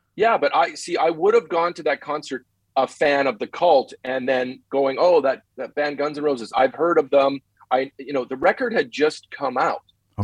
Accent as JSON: {"language": "English", "town": "Winnipeg", "region": "Manitoba", "country": "Canada", "tie": "born or raised there", "also_born_or_lived": "Los Angeles, United States", "moved": "as an adult", "lives_now": "Las Vegas, United States", "said": "Winnipeg, Winnipeg, Canada, my hometown"}